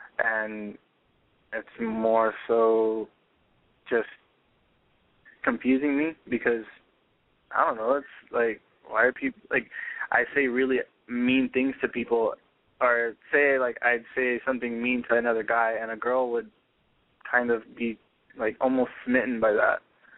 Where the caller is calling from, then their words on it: San Bernardino, California, United States; I'm calling from San Bernardino.